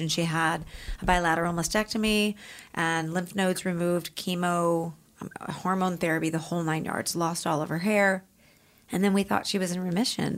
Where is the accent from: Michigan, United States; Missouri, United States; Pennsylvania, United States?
Missouri, United States; St. Louis; moved away as an adult; now in Los Angeles, United States; I was from St. Louis